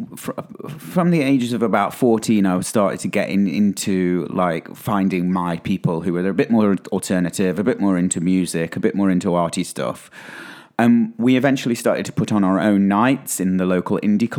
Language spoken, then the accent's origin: English; Stoke-on-Trent, West Midlands, United Kingdom; I'm from Stoke-on-Trent